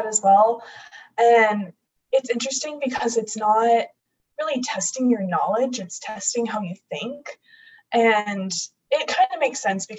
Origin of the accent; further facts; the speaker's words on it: Arizona, United States; growing up in Arizona